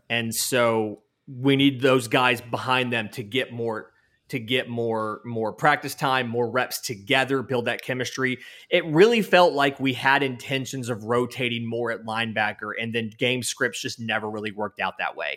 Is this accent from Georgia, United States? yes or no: yes; Valdosta, Georgia, United States; I'm from Valdosta